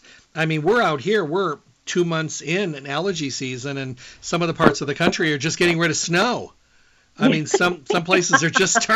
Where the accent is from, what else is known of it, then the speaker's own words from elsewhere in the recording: Midwest, United States; I'm from the Midwest, so you never know how to dress this time of year.